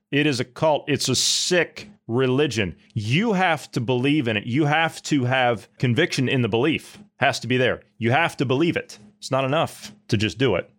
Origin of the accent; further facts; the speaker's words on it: Ohio, United States; My home state of Ohio